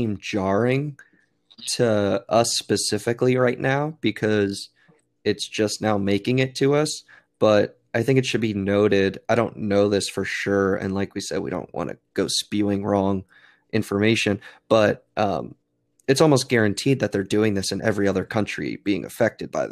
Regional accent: United States; as Americans

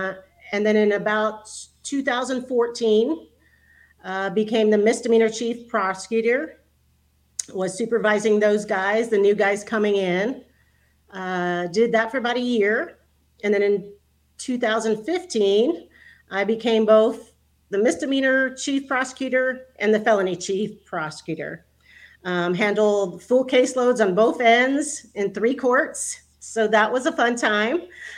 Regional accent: San Antonio, Texas, United States; also born or lived in Houston, Texas; I'm originally from San Antonio. I went to high school there, grew up there, graduated from St. Mary's University in 1996

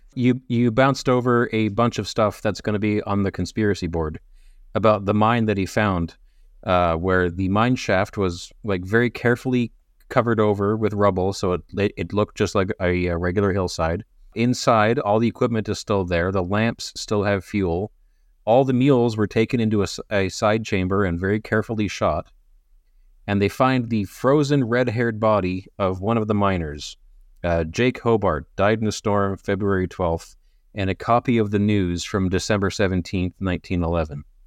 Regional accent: Canada; I'm Canadian

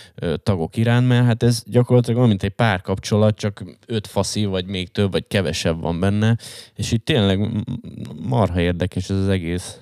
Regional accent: Hungary; én vagyok egyedüli magyarként

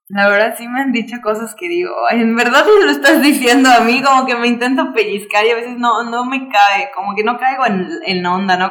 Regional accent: Yucatán, Mexico; como yucatecos, como viajeros, como mexicanos

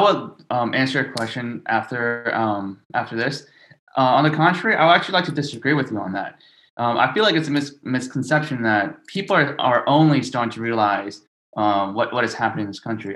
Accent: New York City, New York, United States; I grew up in a part of South Brooklyn called Bensonhurst

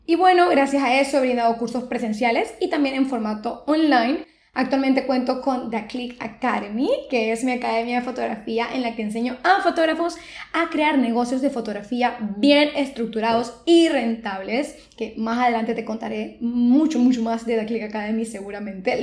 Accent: Panama; soy una fotógrafa panameña.

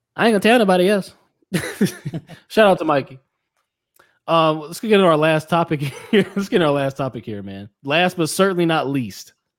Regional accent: United States; I'm American

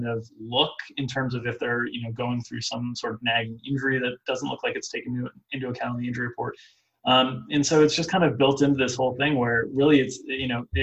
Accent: South Florida, United States; I didn't grow up in Chicago. I grew up in South Florida, but my dad was from Chicago

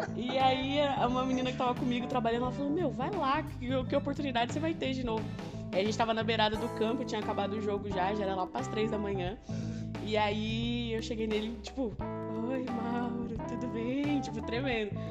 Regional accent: Caraguatatuba, São Paulo, Brazil; now in Mogi das Cruzes, Brazil; eu sou de Caraguá, eu sou da praia

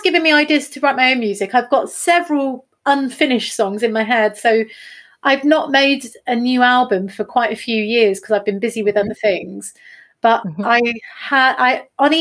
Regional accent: a town between Derby and Nottingham, East Midlands, United Kingdom; moved away as an adult; also born or lived in Norfolk; now in Cromer, United Kingdom; I'm from Nottingham originally. Was born in sort of 1978 in Derby and grew up in a town just between Derby and Nottingham.

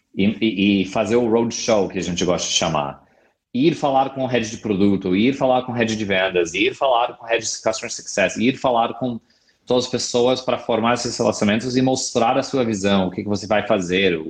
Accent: California, United States; Portuguese is a second language; moved away as an adult; also born or lived in San Francisco; now in Brazil; eu sou americano, eu sou do estado da Califórnia, onde morei a maioria da minha vida adulta na cidade incrível de São Francisco

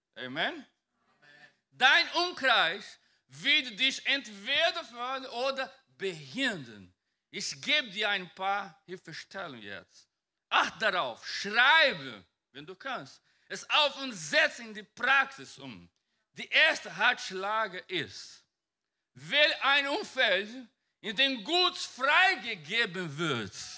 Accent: Brazil; German is a second language; now in Germany; Ich komme von einem Land, mein, ich komme aus Brasilien und mein Bundesland ist ein bisschen Wald oder Pantanal

